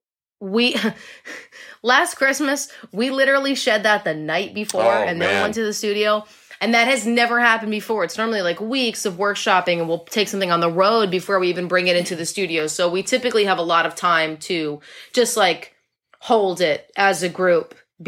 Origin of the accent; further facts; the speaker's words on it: New England, United States; Will and I are both like true and true New Englanders.